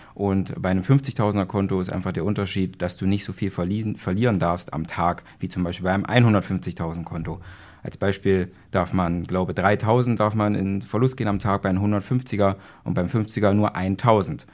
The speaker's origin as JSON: {"language": "German", "town": "Magdeburg", "region": "Saxony-Anhalt", "country": "Germany", "said": "ich komme aus Magdeburg."}